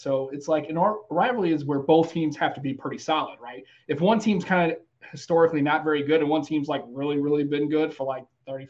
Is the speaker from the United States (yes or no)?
yes; United States; as an American